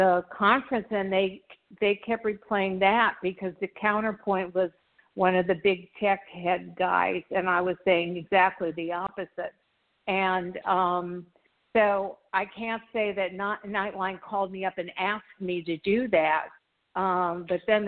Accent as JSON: {"language": "English", "town": "Beverly Hills", "region": "California", "country": "United States", "tie": "born or raised there", "moved": "yes", "lives_now": "Miami, United States", "said": "I grew up in Beverly Hills 90210"}